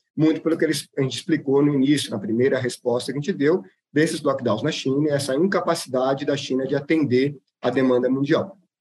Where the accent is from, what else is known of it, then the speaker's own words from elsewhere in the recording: Brazil; como bons brasileiros